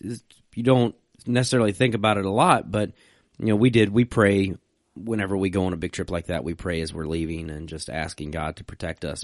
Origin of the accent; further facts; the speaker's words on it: Virginia, United States; I'm from Virginia